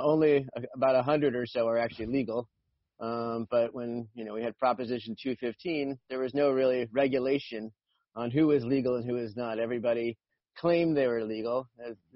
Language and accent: English; Los Angeles, California, United States; I grew up in the San Fernando Valley